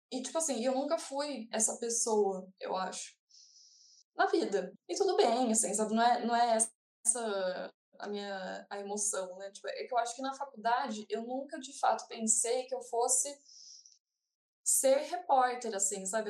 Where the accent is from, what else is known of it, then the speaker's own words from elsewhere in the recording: Brazil; eu sou brasileira